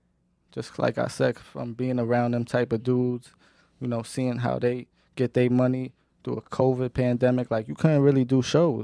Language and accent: English; Queens, New York, United States; So, you know, he listened to …, …, …, and all that, because we're from Queens, but I was always into that type of, you know, music.